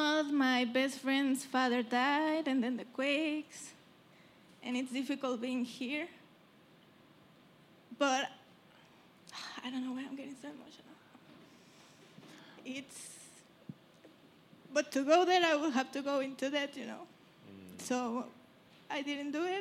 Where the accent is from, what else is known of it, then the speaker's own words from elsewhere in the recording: Mexico City, Mexico; moved away as an adult; also born or lived in Brooklyn; now in New York, United States; I'm from Mexico City. We are from Mexico City